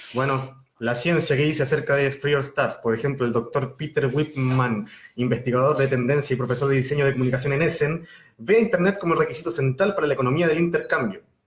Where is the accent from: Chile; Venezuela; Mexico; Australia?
Chile; Viña del Mar, Valparaíso; Yo soy de Viña del Mar, pero digo que soy de Valparaíso